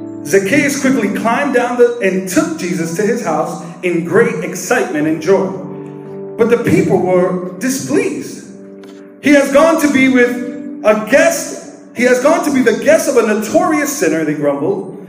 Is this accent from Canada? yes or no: no; New York City, New York, United States; now in Staten Island, United States; I was raised in Brooklyn